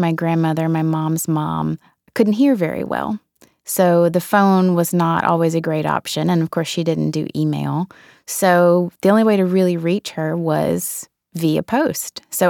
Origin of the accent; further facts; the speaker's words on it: the South, United States; Growing up in the South, there's such a rich history of oral tradition down there.